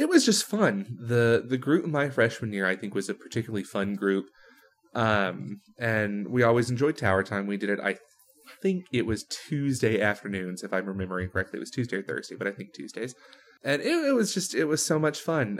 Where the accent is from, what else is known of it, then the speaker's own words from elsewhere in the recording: Texas, United States; moved away as an adult; now in Rochester, United States; I grew up in Texas. I lived about the first twenty-two and a half years of my life there